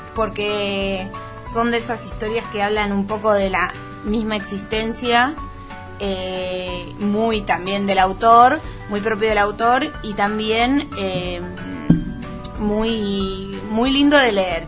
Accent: Buenos Aires, Argentina; soy muy porteña

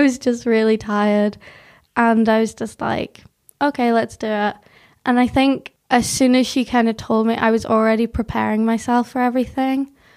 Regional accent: South Tyrone, Northern Ireland, United Kingdom; accent: weird Northern English accent mixed with a bit of Northern Irish; also born or lived in North of England; I was born in England, lived there till I was eight, but I'd always, like, come down to Northern Ireland

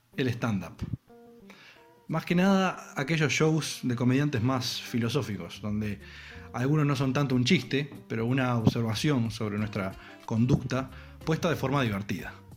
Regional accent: Uruguay; como uruguayo

